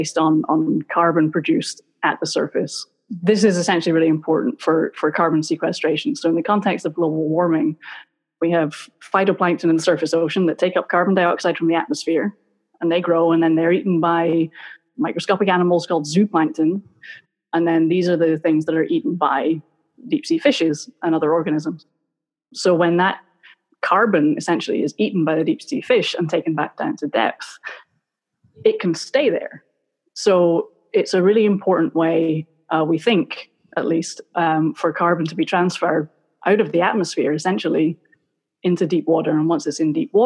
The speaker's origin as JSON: {"language": "English", "town": "Glasgow", "region": "Scotland", "country": "United Kingdom", "tie": "born or raised there", "moved": "as an adult", "lives_now": "Florida, United States", "said": "I grew up in Scotland. I grew up in Glasgow."}